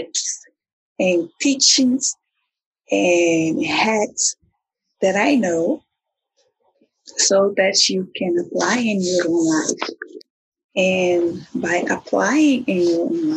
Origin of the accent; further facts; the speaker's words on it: Brazil; now in United States; I am also from Brazil, a very amazing place that is have a forever place in my heart. And now I am an American citizen.